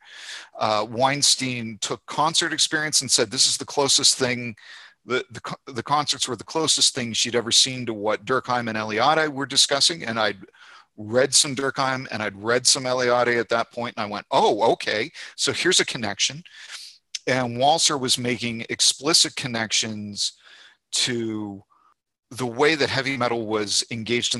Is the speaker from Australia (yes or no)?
no; Canada; moved away as an adult; also born or lived in Fredericton, New Brunswick; now in Montgomery, United States; my home country of Canada